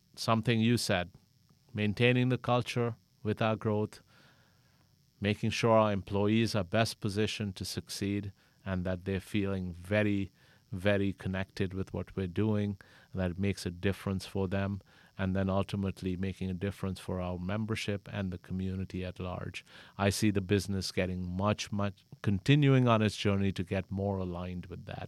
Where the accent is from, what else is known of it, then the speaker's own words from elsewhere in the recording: Pakistan; moved away as an adult; now in United States; I'm originally from Pakistan, came here to college, met my wife here, and decided to settle here.